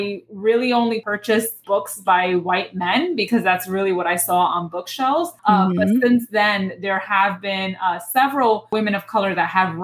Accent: New York City, New York, United States; I was born and raised in the Bronx, New York

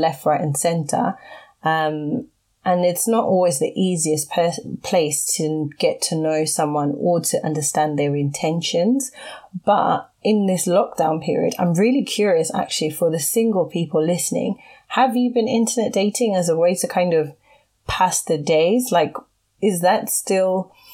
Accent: Zimbabwe; I'm from Zimbabwe and my husband is from Nigeria

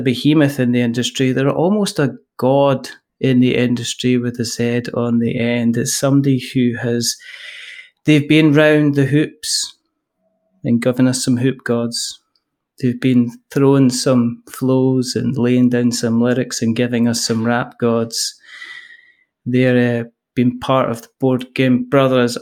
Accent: Scotland, United Kingdom; I am a Scottish person.

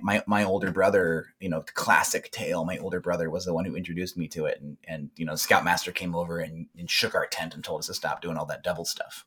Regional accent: South Texas, United States; I grew up in South Texas, where some of those games were kind of frowned upon.

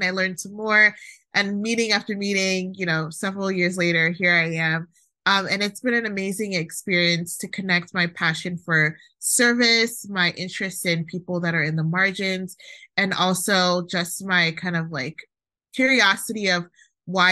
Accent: Maryland, United States; also born or lived in Nigeria; I was born in Nigeria and I came here when I was a baby. And my family, for the most part, we've lived in Maryland, which is a pretty, like, I don't know if I would say like fabulous place to grow up

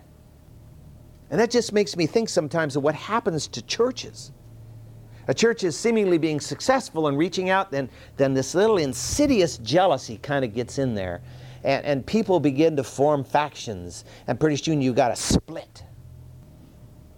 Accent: United States; as American Christians

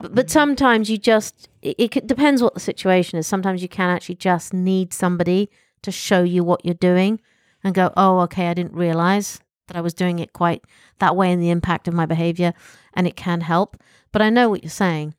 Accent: United Kingdom; I'm British

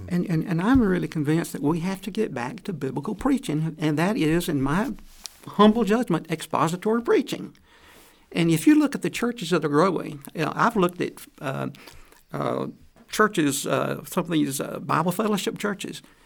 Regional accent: Atlanta, Georgia, United States; moved away; I'm from Atlanta, Georgia

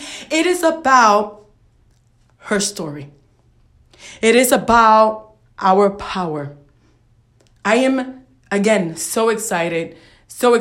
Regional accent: New York City, New York, United States; I am from Brooklyn, New York. I'm a Puerto Rican woman who was raised in a very challenging environment in a very challenging neighborhood

